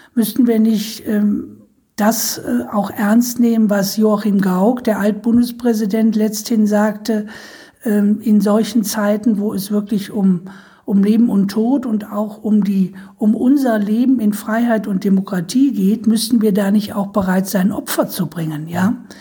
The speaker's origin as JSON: {"language": "German", "town": "Düsseldorf", "region": "North Rhine-Westphalia", "country": "Germany", "tie": "born or raised there", "said": "ich komme ja auch aus dem Erzbistum Köln, bin ja in Düsseldorf geboren."}